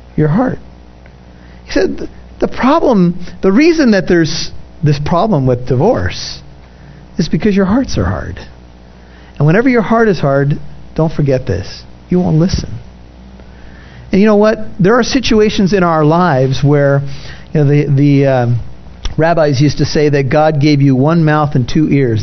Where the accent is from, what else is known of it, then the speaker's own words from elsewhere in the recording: United States; I'm an American